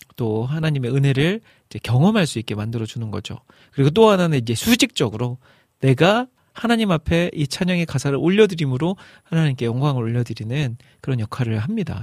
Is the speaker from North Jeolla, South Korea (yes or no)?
yes; Iksan, North Jeolla, South Korea; moved away; 제 고향, 익산으로 내려가기로 했습니다.